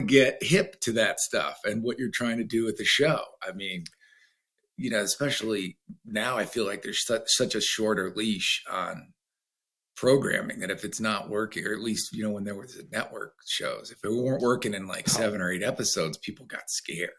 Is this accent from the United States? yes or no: yes; United States; I'm American